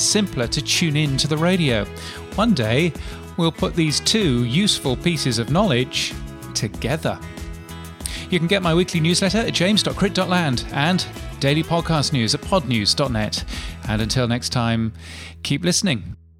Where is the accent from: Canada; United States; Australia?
Australia; Brisbane, Queensland; In my hometown of Brisbane